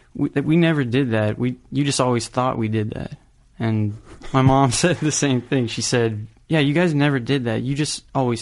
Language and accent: English; Kansas City, United States; born there; also born or lived in California; Yeah, I was born in Kansas City.